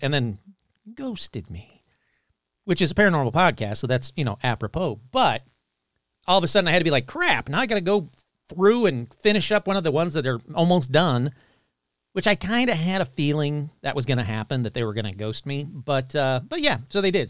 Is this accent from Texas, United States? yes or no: no; Sterling Heights, Michigan, United States; I grew up in Sterling Heights, Michigan